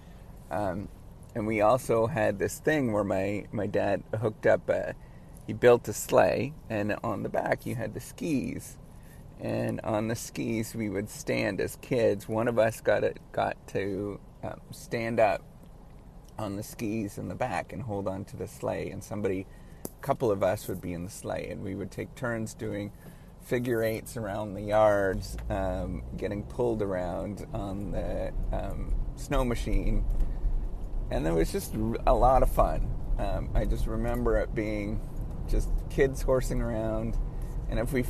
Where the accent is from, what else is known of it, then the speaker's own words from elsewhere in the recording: Northern Ontario, Canada; I grew up in Northern Ontario and in Northern Canada